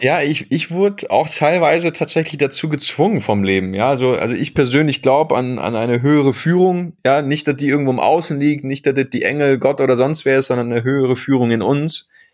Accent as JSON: {"language": "German", "town": "Bochum", "region": "North Rhine-Westphalia", "country": "Germany", "tie": "born or raised there", "said": "ich bin im Herzen des Ruhrpots aufgewachsen. Äh, nicht nur in Bochum, sondern in Bochum-Wattenscheid"}